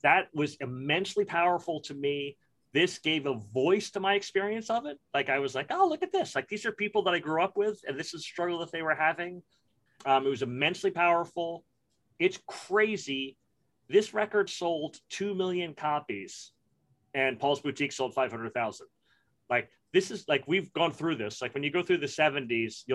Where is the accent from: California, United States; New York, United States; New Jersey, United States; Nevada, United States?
New York, United States; Brooklyn; I grew up in Brooklyn in the 70s and the 80s